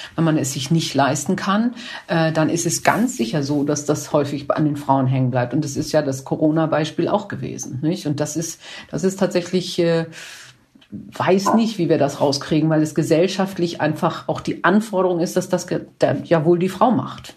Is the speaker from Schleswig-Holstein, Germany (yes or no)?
yes; Kiel, Schleswig-Holstein, Germany; ich komme ja aus Kiel